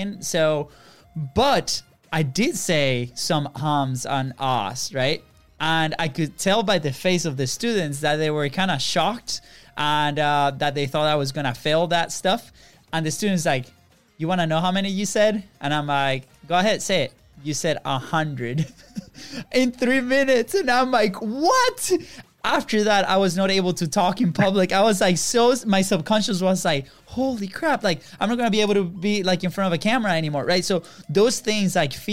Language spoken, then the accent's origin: English; Venezuela; English is a second language; moved away; also born or lived in Virginia; we're from Venezuela